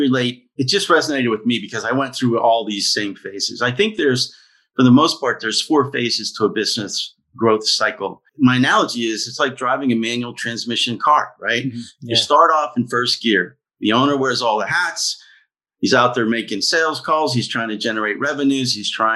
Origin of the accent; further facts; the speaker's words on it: Pittsburgh, Pennsylvania, United States; We're from Pittsburgh. My wife is from here and our family's from here